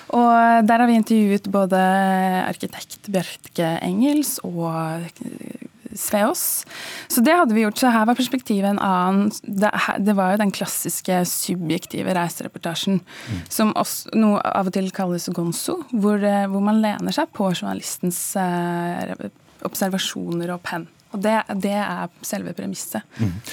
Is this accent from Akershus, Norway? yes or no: no; Skien, Telemark, Norway; Jeg er også fra Skien